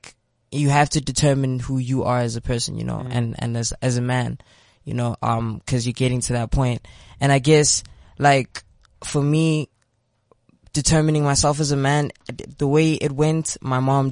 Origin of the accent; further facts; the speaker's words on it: Pretoria, Gauteng, South Africa; I'm from Pretoria. I am 18 years old.